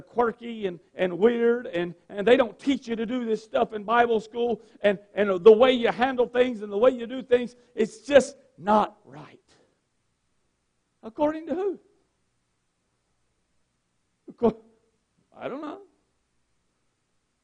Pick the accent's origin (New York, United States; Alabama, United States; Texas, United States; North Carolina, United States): North Carolina, United States; Gaston County; I grew up in Gaston County, and in Gaston County, North Carolina, what I watched as I grew up